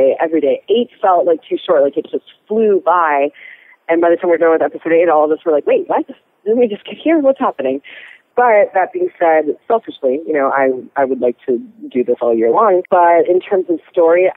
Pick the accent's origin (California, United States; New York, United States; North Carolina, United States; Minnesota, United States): Minnesota, United States; moved away; I grew up in Minnesota, so I work with a nonprofit theater organization there